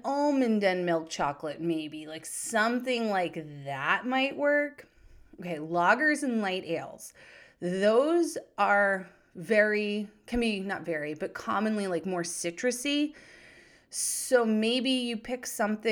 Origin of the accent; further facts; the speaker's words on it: New Hampshire, United States; my home state of New Hampshire